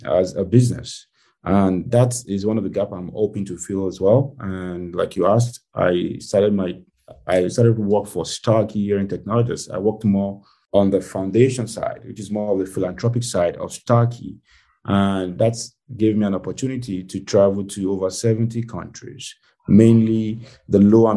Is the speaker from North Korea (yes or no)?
no; Nigeria; moved away as an adult; now in United States; I was born and raised in Nigeria, which is a West African country